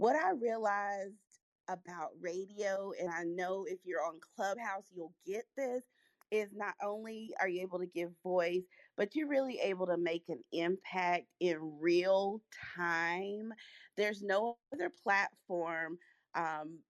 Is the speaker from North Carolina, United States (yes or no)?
yes; North Carolina, United States; also born or lived in Hollywood, California; My family moved over to North Carolina, which is where I grew up and I reside